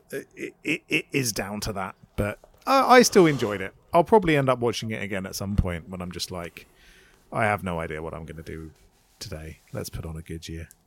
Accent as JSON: {"language": "English", "country": "United Kingdom", "said": "I'm a British person"}